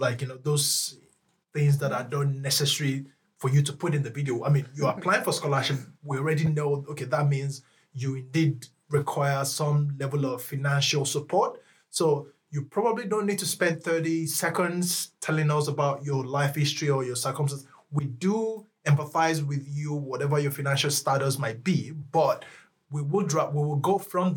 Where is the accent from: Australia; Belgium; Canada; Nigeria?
Nigeria; now in Lund, Sweden; I'm Nigerian